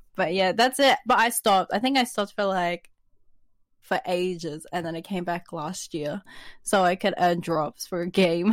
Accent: Sydney, New South Wales, Australia; also born or lived in New Zealand; I'm a twenty-one-year-old amateur artist living in Sydney, Australia.

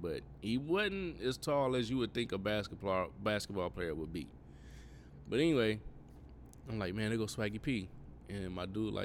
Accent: Cleveland, Ohio, United States; moved away as an adult; now in Florida, United States

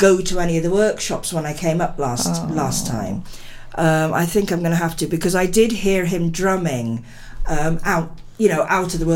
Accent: Narberth, Wales, United Kingdom; where I grew up in Narberth.

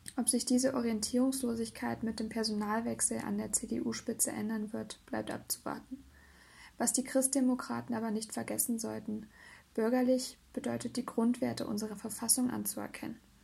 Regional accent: Thuringia, Germany; meiner Heimat und der Tatort eines politischen Krimis, Thüringen

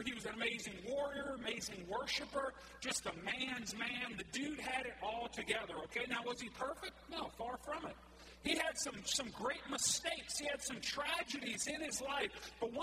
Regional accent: Cajun, Louisiana, United States; I'm Cajun like you are

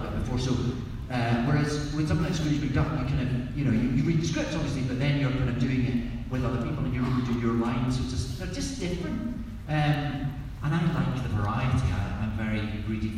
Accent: Scotland, United Kingdom; accent: Scottish; I'm Scottish

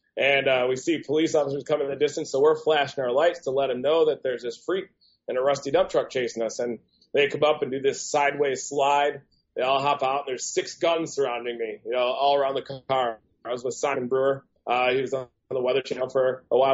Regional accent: Michigan, United States; Growing up in Michigan

